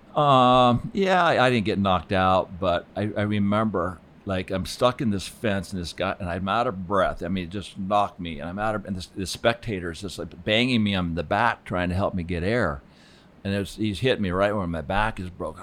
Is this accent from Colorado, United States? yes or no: yes; Aspen, Colorado, United States; also born or lived in Fort Collins, Colorado / Laramie, Wyoming; growing up in Aspen